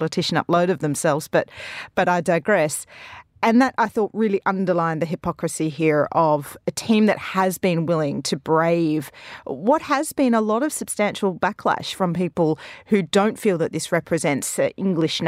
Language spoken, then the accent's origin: English; Australia; moved away; I'm Australian